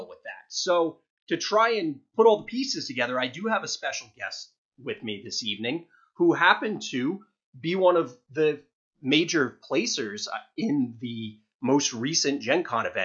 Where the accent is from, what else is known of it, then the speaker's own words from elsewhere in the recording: New Jersey, United States; moved away; I'm originally from Jersey